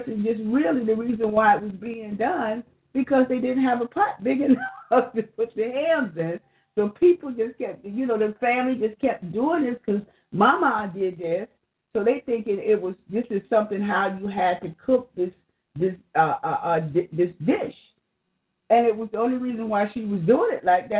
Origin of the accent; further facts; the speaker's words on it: the South, United States; in the South growing up